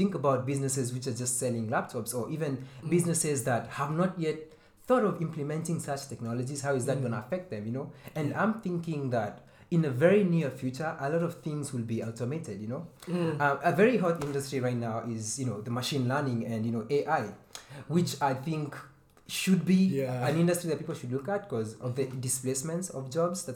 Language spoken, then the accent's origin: English; Kenya; I'm Kenyan.